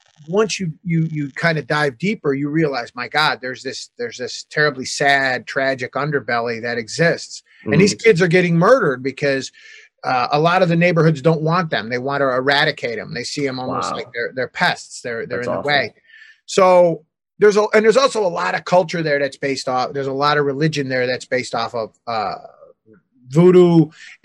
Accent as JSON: {"language": "English", "country": "United States", "said": "as an American"}